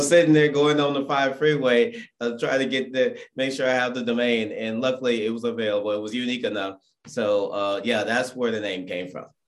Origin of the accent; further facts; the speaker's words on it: Irvine, California, United States; I'm from Irvine, California.